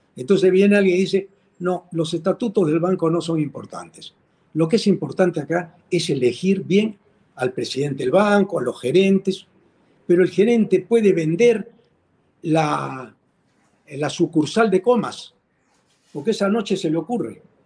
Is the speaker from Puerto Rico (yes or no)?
no; Peru; nosotros los peruanos